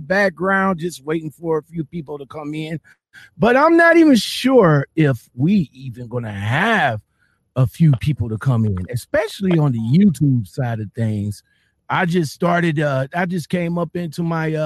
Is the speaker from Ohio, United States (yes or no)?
yes; Cleveland, Ohio, United States; I'm from Cleveland